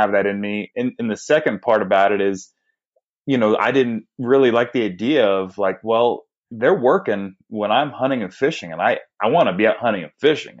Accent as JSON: {"language": "English", "region": "Northern California", "country": "United States", "tie": "born or raised there", "moved": "as an adult", "lives_now": "Arizona, United States", "said": "I grew up in Northern California, born and raised"}